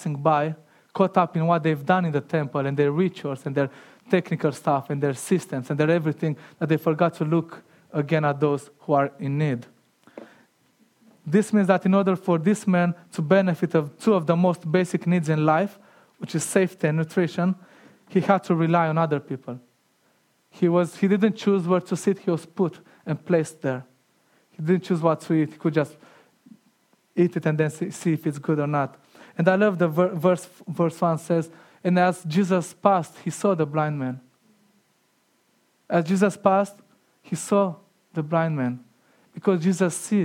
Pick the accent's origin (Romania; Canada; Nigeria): Romania; moved away; growing up in Romania